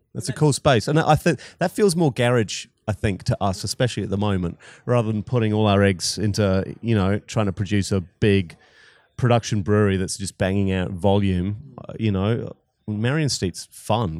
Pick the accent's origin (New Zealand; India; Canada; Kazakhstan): New Zealand; moved away as an adult; also born or lived in Scotland / Wellington, New Zealand / Christchurch, New Zealand / Australia; I was born in Scotland, but, um, grew up in New Zealand